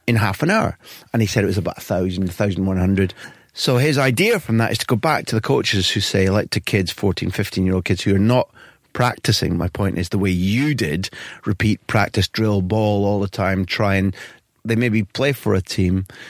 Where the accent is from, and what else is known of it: Scotland, United Kingdom; accent: Scottish